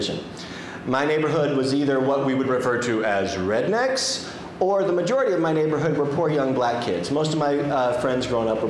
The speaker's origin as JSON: {"language": "English", "town": "Kansas City", "country": "United States", "moved": "yes", "lives_now": "Chicago, United States", "said": "I'm from a much smaller city called Kansas City, and not even the big part of Kansas City"}